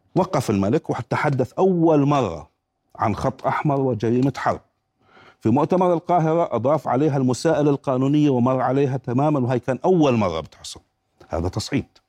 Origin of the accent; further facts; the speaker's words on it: Jordan; من هون عندنا في الاردن